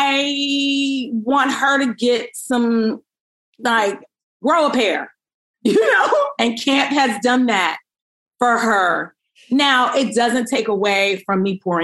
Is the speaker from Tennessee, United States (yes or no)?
no; New York City, New York, United States; now in Burbank, United States; I'm from Brooklyn